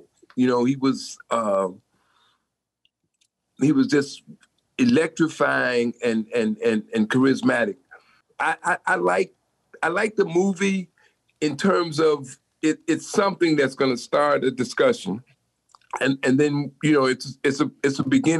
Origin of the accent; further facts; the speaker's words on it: Chicago, Illinois, United States; I'm from the South Side. I went to school in the disciple neighborhood